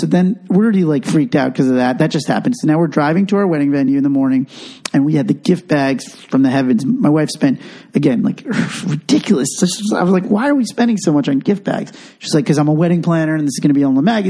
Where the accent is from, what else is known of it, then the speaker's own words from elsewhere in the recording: Long Island, New York, United States; I'm from Long Island